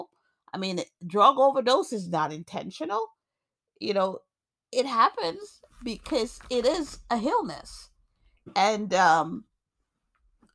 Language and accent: English; New York, United States; also born or lived in Jamaica; now in Massachusetts, United States; I grew up in New York. I live in Massachusetts now, but I was born in Jamaica.